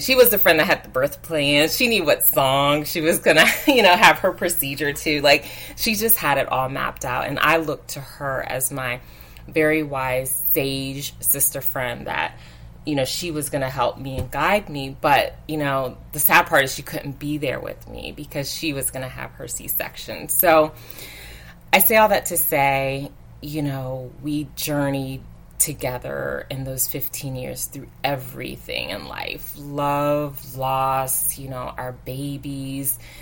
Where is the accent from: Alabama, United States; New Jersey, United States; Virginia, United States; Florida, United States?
Virginia, United States; moved away as an adult; I'm from Virginia too